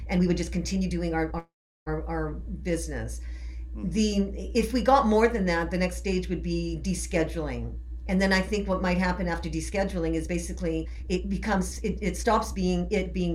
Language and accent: English; Canada; moved away; I am originally from Canada.